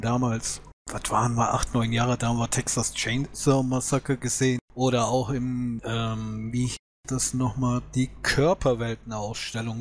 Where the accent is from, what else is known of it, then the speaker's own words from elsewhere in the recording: Germany; bei uns in Deutschland